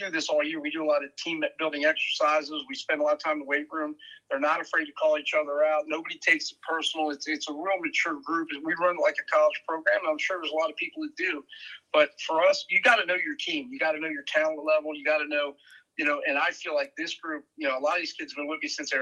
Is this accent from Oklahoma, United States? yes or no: no; Vienna, Virginia, United States; I grew up in Vienna. I lived on Nutley Street my whole life, 2 minutes from Madison High School